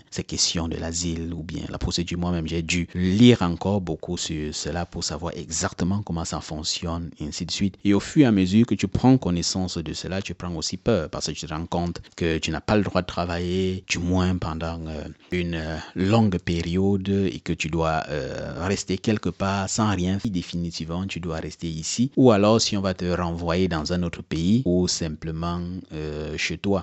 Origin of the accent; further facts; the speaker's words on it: Cameroon; moved away as an adult; now in Germany; chez nous au Cameroun